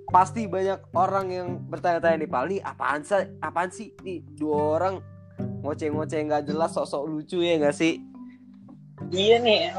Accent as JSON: {"language": "Indonesian", "town": "Bekasi", "region": "West Java", "country": "Indonesia", "said": "gue asal Bekasi."}